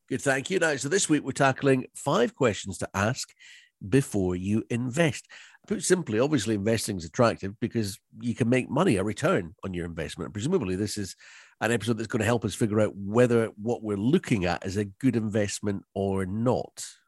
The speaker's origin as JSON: {"language": "English", "area": "Loch Ness", "region": "Scotland", "country": "United Kingdom", "tie": "born or raised there"}